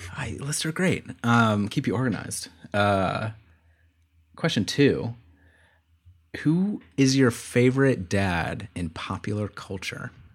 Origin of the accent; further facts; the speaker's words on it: Florida, United States; I grew up in Florida and my dad was from Florida.